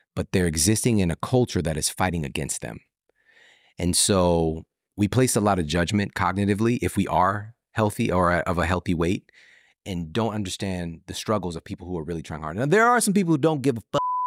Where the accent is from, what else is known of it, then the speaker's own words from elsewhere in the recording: St. Louis, Missouri, United States; I'm from St. Louis, home base.